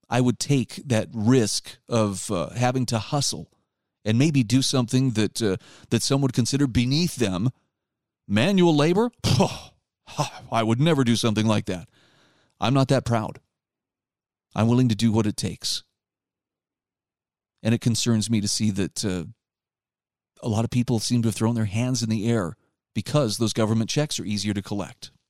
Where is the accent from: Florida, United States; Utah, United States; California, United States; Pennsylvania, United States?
Utah, United States; my home state of Utah will be considering in the upcoming legislative seven, session